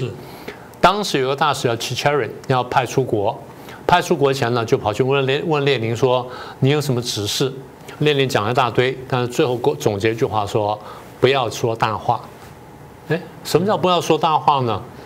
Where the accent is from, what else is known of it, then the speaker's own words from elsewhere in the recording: Taiwan; 这些好像是我们台湾人跟他讲的话